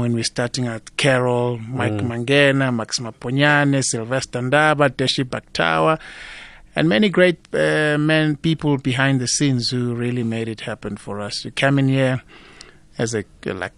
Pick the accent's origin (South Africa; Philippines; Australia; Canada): South Africa; Highveld; I came from the Highveld